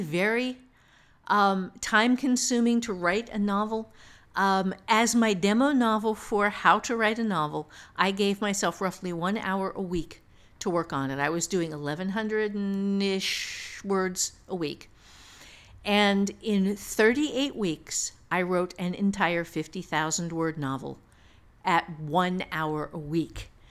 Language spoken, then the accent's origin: English; Ohio, United States; I'm from Ohio